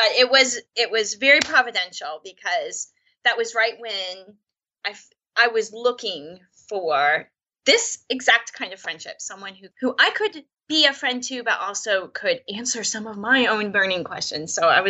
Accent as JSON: {"language": "English", "town": "Detroit", "region": "Michigan", "country": "United States", "tie": "born or raised there", "also_born_or_lived": "Indiana", "said": "I grew up in the Midwest. I was born in Indiana and grew up in the Detroit area."}